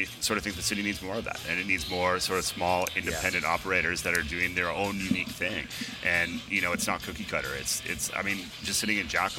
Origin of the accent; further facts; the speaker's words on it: Alberta, Canada; now in Vancouver, Canada; none of us are actually originally from Vancouver, and I'm originally from Alberta.